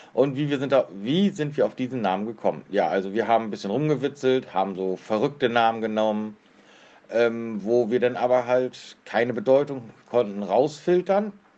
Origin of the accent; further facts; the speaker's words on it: near Kiel, Schleswig-Holstein, Germany; komme aus der Nähe von Kiel